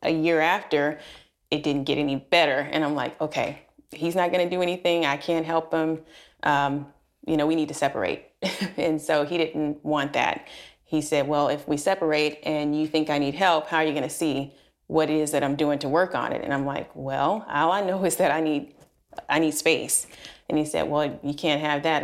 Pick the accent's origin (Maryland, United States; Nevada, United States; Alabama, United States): Alabama, United States; moved away as an adult; now in Texas, United States; I'm originally from Alabama